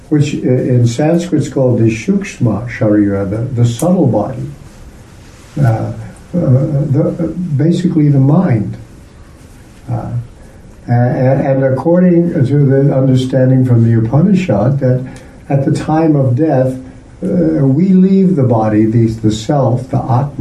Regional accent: United States; I'm from America

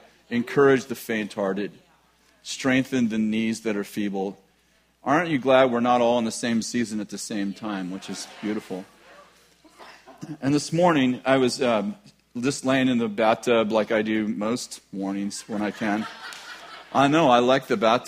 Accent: California, United States; we're from California

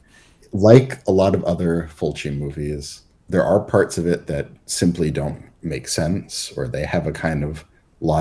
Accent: Massachusetts, United States; I'm not from the town, but I'm from Massachusetts

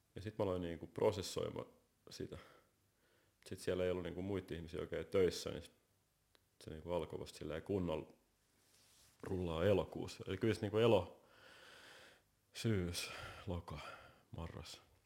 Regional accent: Helsinki, Uusimaa, Finland; mä oon varttunut tuossa Helsingin Käpylässä, ei kovin kaukan täältä

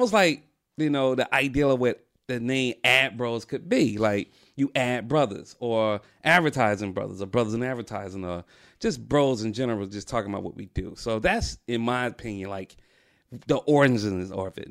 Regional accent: Atlanta, Georgia, United States; I'm from Atlanta

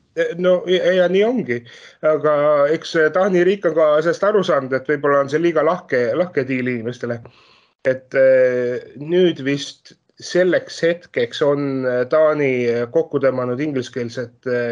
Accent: Estonia; moved away as an adult; now in Denmark; ma olen ise pärit ju Eestist

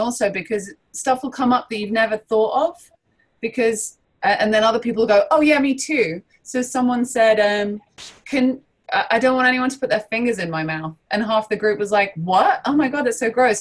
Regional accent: London, United Kingdom; I'm from London.

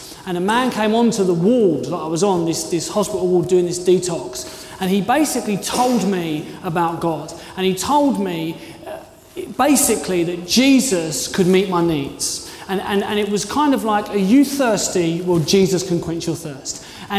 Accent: London, United Kingdom; now in Dorchester, United Kingdom; I came from London. I wanted to be in the big city.

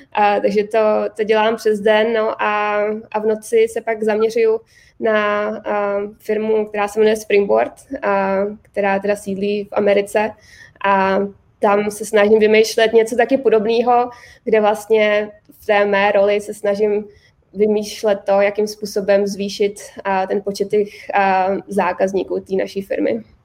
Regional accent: Hradec Králové, Hradec Králové Region, Czechia; moved away as an adult; also born or lived in Prague; now in United States; já jsem z Hradce Králové

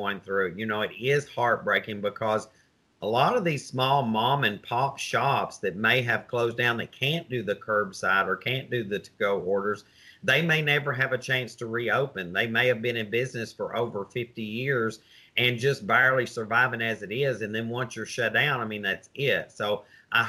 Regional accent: the South, United States; I'm a Southerner

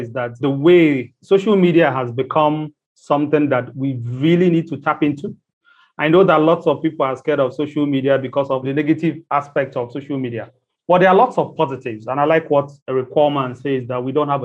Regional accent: Nigeria; I'm Nigerian and I'm based in Nigeria.

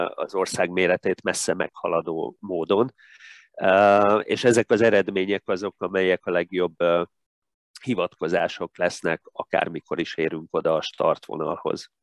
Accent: Tatabánya, Komárom-Esztergom, Hungary; moved away as an adult; also born or lived in Budapest; Tatabányán nem volt öttusa szakosztály, úgyhogy várnom kellett még két évig, mikor gimnáziumot befejezve felkerültem Budapestre

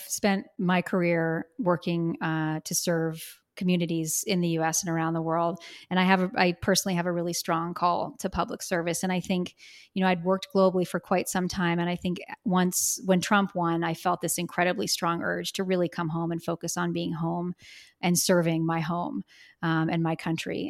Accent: Bozeman, Montana, United States; I grew up here in Bozeman

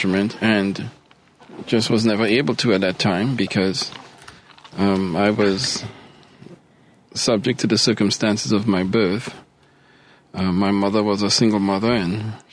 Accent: Trinidad & Tobago; moved away as an adult; also born or lived in Maryland / Charlotte; now in Chicago, United States; I am originally from Trinidad and Tobago in the Caribbean

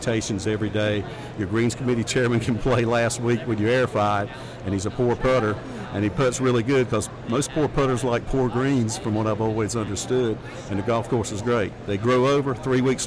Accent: Wayne County, North Carolina, United States; I grew up born in Wayne County.

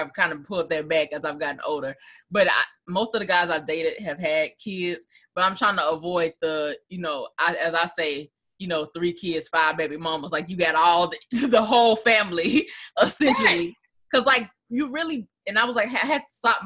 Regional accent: Arkansas, United States; also born or lived in East Coast; now in New Orleans, United States; I moved to New Orleans. Like, I'm originally from Arkansas, was in on the East Coast for a really long time, but now I'm in Louisiana.

